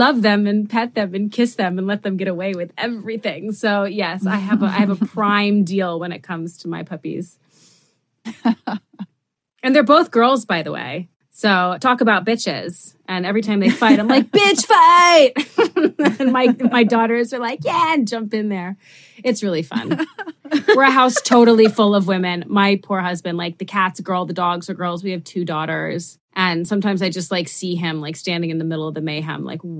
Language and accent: English; New York City, New York, United States; I never got to have dogs when I was growing up because I grew up in New York City and the building that I lived in didn't allow them.